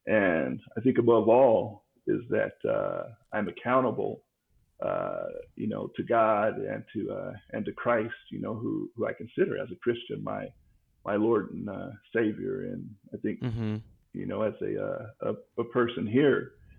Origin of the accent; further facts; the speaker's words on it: Denver, Colorado, United States; Born and raised in Denver